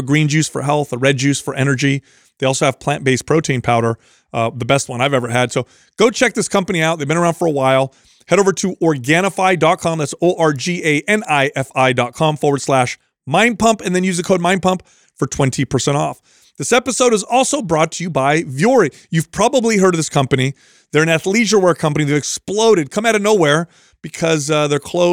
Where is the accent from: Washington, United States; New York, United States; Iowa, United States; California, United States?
California, United States; Bay Area; I grew up in the Bay Area